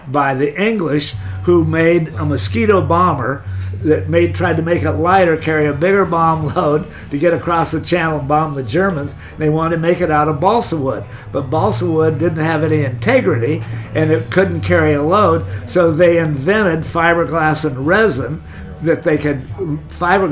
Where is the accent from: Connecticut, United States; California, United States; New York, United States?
California, United States; Laguna Beach; also born or lived in Hawaii; I was born in Laguna, raised in Laguna